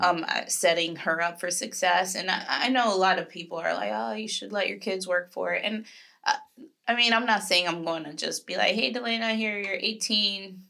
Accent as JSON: {"language": "English", "region": "Florida", "country": "United States", "lives_now": "Jacksonville, United States", "said": "I'm from Florida"}